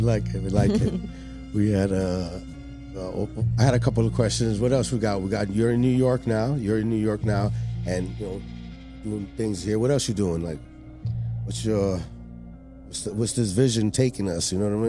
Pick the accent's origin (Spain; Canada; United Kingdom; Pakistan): Spain; I'm from Spain.